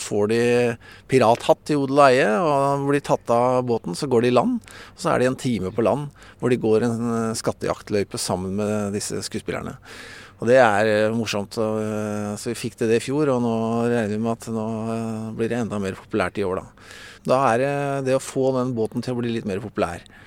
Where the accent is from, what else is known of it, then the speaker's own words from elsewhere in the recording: Bærum, Akershus, Norway; moved away as an adult; now in Bø, Norway; født og oppvokst i Bærum